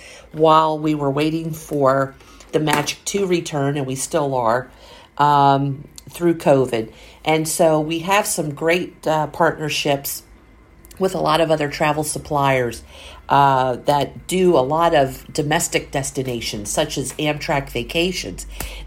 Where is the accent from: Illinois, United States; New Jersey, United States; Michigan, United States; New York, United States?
New Jersey, United States; Point Pleasant Beach; now in Pennsylvania, United States; I grew up in Point Pleasant Beach, New Jersey, and it's along the Jersey coast